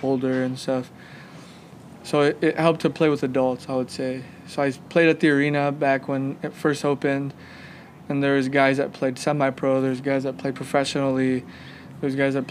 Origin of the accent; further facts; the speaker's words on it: Los Angeles, California, United States; also born or lived in Ontario, California; We moved from Los Angeles over to Ontario